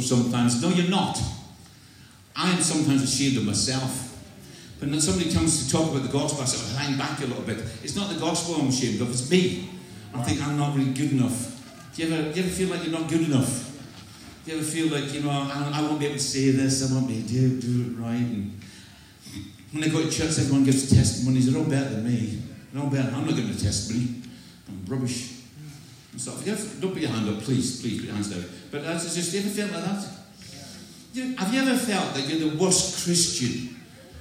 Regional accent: Scotland, United Kingdom; also born or lived in Clydeside; I'm not English, I'm from Scotland. This is an accent.

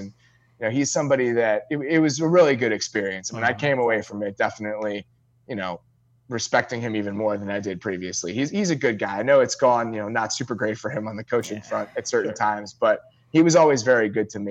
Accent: Barrington, Illinois, United States; I'm from Barrington, Illinois. It's a very big area, like geographically.

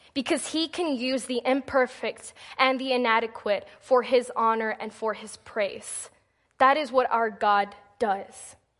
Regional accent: Texas, United States; moved away as an adult; now in Missouri, United States; my first semester in college up here in Missouri, because I'm from Texas

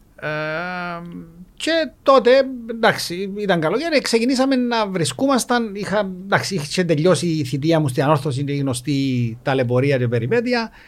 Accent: Nicosia, Nicosia District, Cyprus; μεγάλωσα στη Λευκοσία

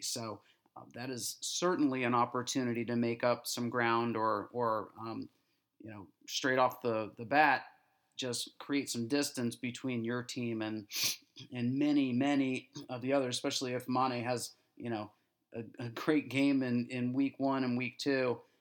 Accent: United States; especially as an American

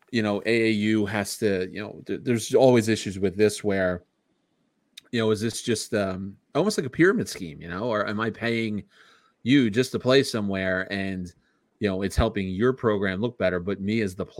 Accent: Philadelphia, Pennsylvania, United States; moved away as an adult; now in Warrington, United States; growing up in Philadelphia, you know, in a row home

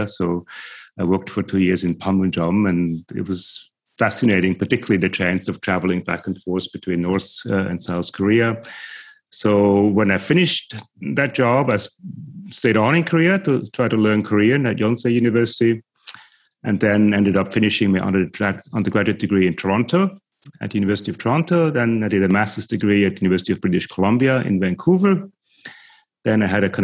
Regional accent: Switzerland; moved away as an adult; now in Australia; I grew up in Switzerland, as you said, Hilary, in many ways in a very working class context

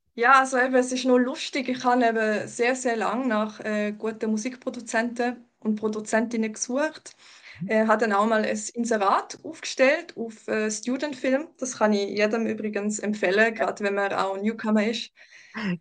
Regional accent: Baden, Aargau, Switzerland; also born or lived in Germany; ich bin in Deutschland geboren, aber ich bin da in, ähm, in der Region Baden aufgewachsen und lebe da jetzt schon seit ähm, 22, 23 Jahren.

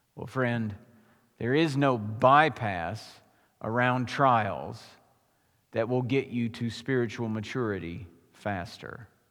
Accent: United States; as American Christians

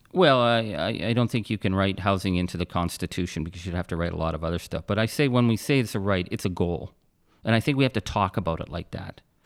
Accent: Timmins, Ontario, Canada; I was born in Timmins, Ontario

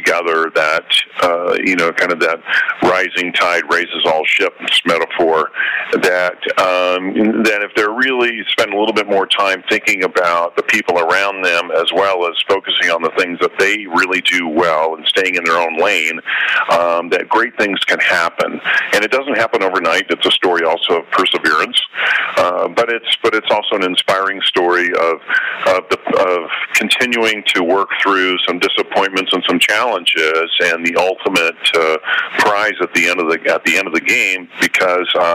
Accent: Southern California, United States; I grew up in Southern California

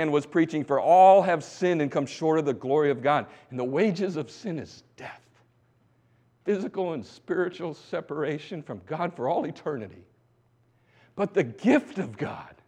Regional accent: Bangor, Michigan, United States; also born or lived in Thailand; I grew up in Bangor, Michigan

